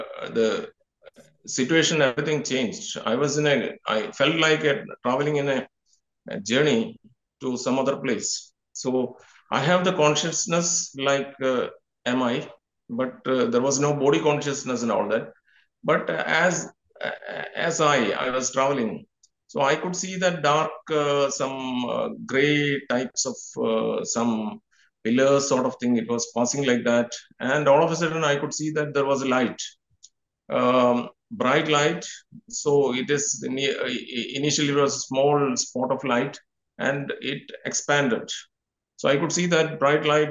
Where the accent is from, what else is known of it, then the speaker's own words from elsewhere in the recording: India; I am from India